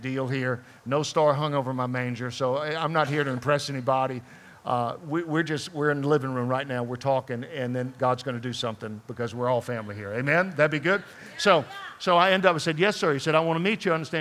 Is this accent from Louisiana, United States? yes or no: yes; Baton Rouge, Louisiana, United States; moved away; I grew up down in New Orleans in Baton Rouge area down there